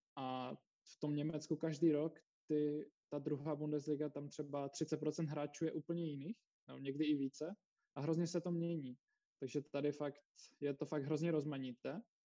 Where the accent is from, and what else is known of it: Czechia; moved away as an adult; also born or lived in Ostrava